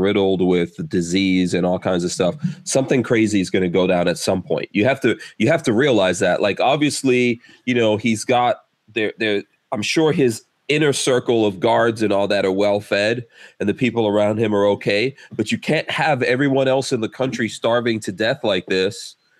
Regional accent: New York City, New York, United States; now in Gainesville, United States; growing up in New York

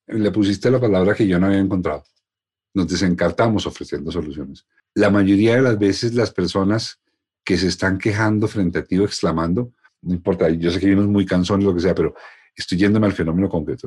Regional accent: Colombia; Así somos los colombianos

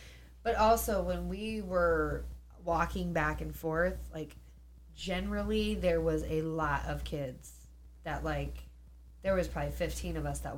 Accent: Alpha, Illinois, United States; also born or lived in Moline, Illinois; we grew up in Alpha, too

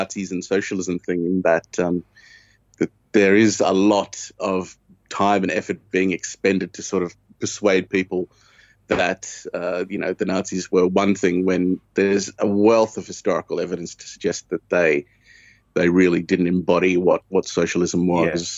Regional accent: Australia; moved away as an adult; also born or lived in Stuttgart, Germany / Great Yarmouth, England; now in United Kingdom; I'm originally from Australia. I moved to the UK about 5 years ago

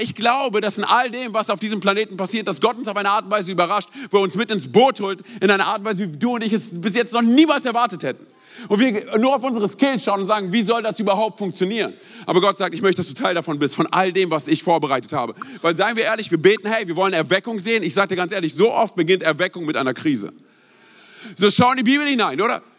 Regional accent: Berlin, Germany; moved away; also born or lived in Rhein-Main area; Ich bin gebürtiger Berliner

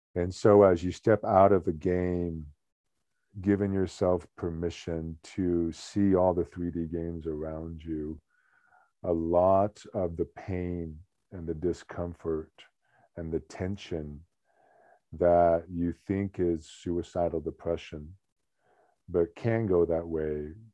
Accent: United States; I'm an American

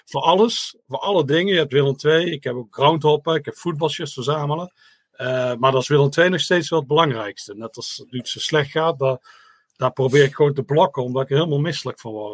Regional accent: Netherlands; als Nederlander

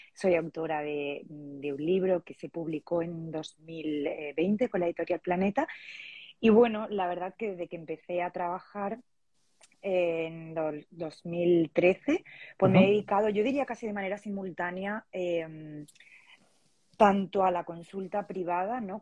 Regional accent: Andalusia, Spain; moved away as an adult; now in Valencia, Spain; soy andaluza, pero vivo en Valencia. Y bueno, aquí llevo unos eh, cuatro años

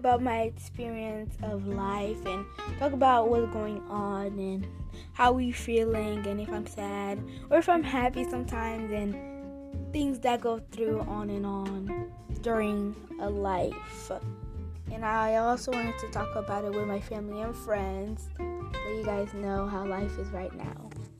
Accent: Boston, Massachusetts, United States; I'm 10 years old. I'm from Boston

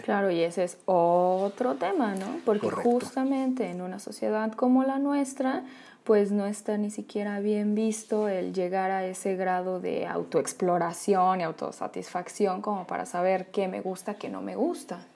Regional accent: Mexico; una sociedad como la nuestra, como la mexicana

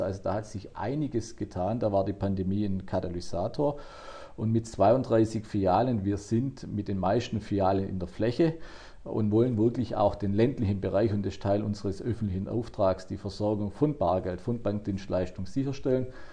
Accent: Baden-Württemberg, Germany; bei uns in Baden-Württemberg

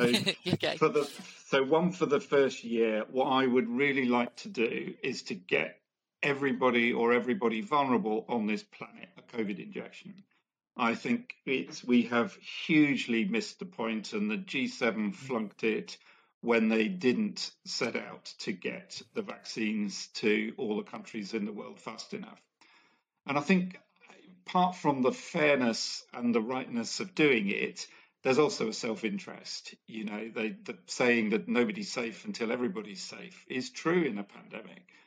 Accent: India; I grew up in India and was very aware that I was uh, growing up in a family that was that was fairly well off

